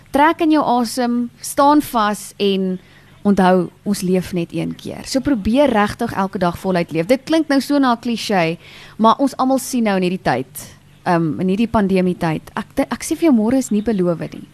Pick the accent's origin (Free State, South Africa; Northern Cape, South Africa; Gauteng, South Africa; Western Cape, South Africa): Gauteng, South Africa; Meyerton; Meyerton is waar ek gebore en getoe is.